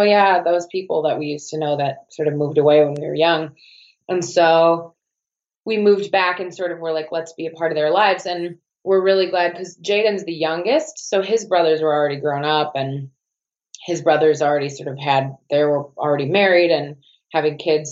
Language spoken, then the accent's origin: English; Milwaukee, Wisconsin, United States; accent: American Wisconsin; moved away as an adult; also born or lived in Melbourne, Australia; now in Los Angeles, United States; I grew up in Milwaukee.